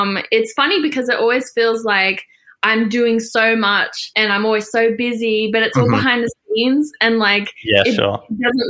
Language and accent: English; Australia; I'm Australian and I live in Australia